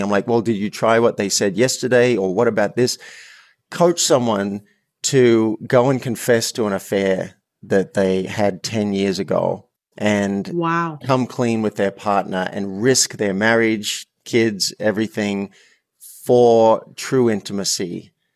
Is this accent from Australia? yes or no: yes; Australia; I'm Australian